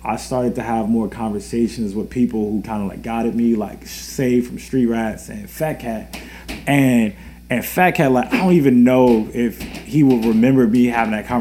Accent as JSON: {"language": "English", "town": "Richmond", "region": "Virginia", "country": "United States", "said": "I'm locally from Richmond."}